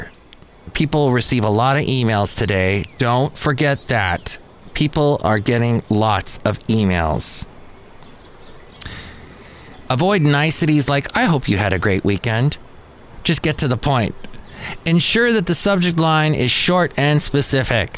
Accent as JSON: {"language": "English", "region": "Southern California", "country": "United States", "tie": "born or raised there", "said": "I grew up in Southern California"}